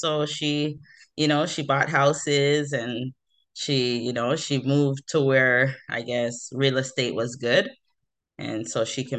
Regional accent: Toronto, Ontario, Canada; moved away as an adult; also born or lived in Mississauga / Ajax; now in New Brunswick, Canada; I'm from Toronto, Ontario. So I grew up in the big city of Toronto. Really, I moved around a lot. I was born in the West End of Toronto, and then I moved to Mississauga

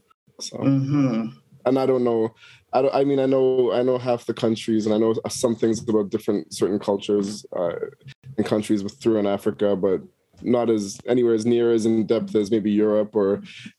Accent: Toronto, Ontario, Canada; moved away; I was born and raised in Toronto. My dad from Jamaica, and my mom's Canadian as well.

